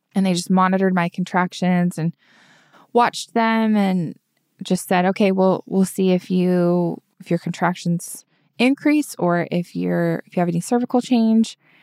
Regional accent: Utah, United States; moved away as an adult; we're both from Utah and all of our family's there

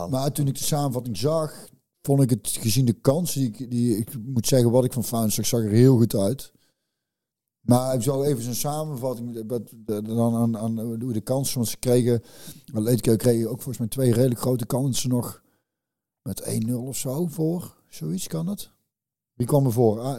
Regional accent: Netherlands; wij als Nederlanders

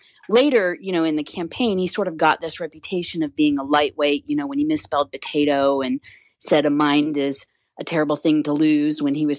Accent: Indiana, United States; I'm originally from Indiana

